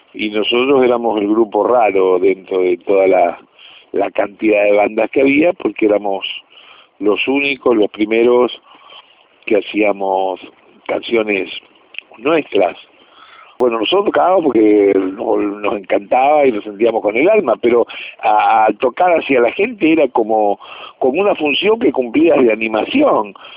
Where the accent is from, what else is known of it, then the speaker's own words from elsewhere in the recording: Rosario, Santa Fe, Argentina; nosotros como grupo rosarino